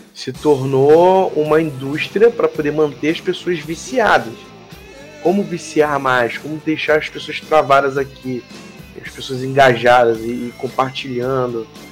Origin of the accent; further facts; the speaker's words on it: Rio de Janeiro, Brazil; Eu sou do Rio de Janeiro, cara. Eu sou do Carioca. Eu sou um carioca.